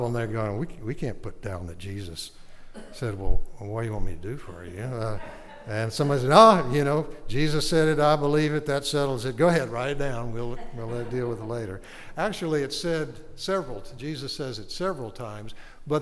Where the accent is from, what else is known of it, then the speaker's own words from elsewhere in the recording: Arcadia, Louisiana, United States; Bienville Parish, which is where I'm from. I'm from Arcadia